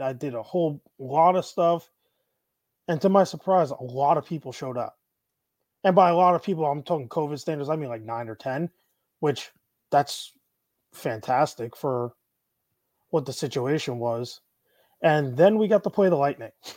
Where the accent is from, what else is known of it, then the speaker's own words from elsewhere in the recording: Syosset, New York, United States; also born or lived in Plainview, New York; now in Tampa, United States; I grew up in Syosset and Plainview. So, I'm a, like, eastern Nassau County kid